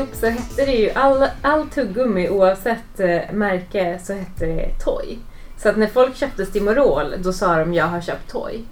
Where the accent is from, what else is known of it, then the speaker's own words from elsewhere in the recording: Kiruna, Norrbotten County, Sweden; Kiruna, där jag kommer ifrån